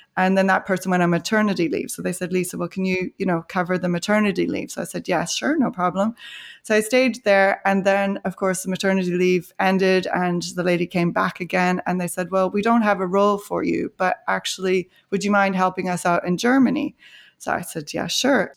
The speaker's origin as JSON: {"language": "English", "country": "Canada", "tie": "born or raised there", "also_born_or_lived": "Ireland", "moved": "yes", "said": "I grew up in Canada, my sister and I, and I went to the University of Calgary"}